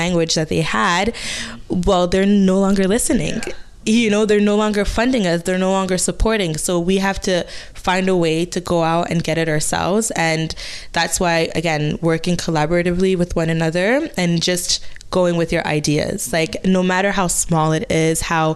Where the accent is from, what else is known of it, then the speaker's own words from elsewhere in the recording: DR Congo; English is a second language; now in Hamilton, Canada; I'm from the Democratic Republic of Congo.